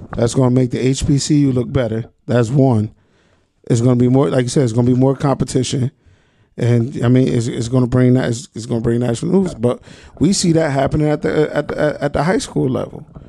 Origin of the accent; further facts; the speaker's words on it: Trenton, New Jersey, United States; I'm from Trenton.